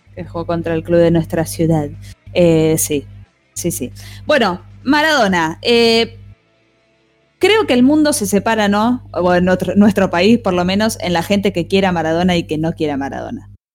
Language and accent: Spanish; Argentina; somos bastante locos del Twitter, los argentinos